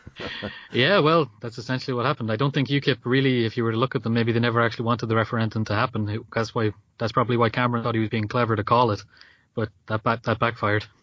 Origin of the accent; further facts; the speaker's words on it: Ireland; as an Irish person